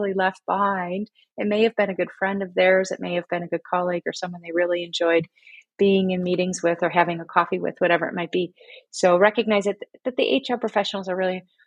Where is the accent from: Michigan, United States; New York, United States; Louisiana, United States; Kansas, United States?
Michigan, United States; moved away as an adult; now in Berlin, Germany; I am born and raised in America, my hometown in Michigan